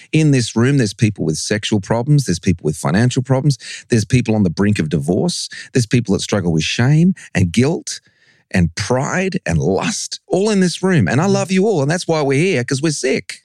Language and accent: English; Australia; also born or lived in England; I was born in England. My parents took me to Australia when I was seven.